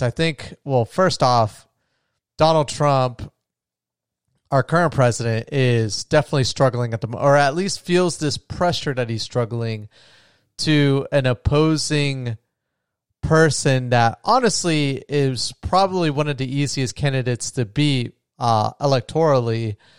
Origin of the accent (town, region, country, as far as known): United States